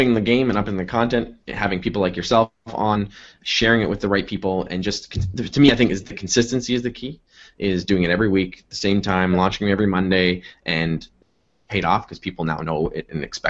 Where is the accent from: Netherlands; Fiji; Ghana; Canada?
Canada; Fort Erie, Ontario; now in Toronto, Canada; I grew up in Niagara region, just outside Niagara Falls.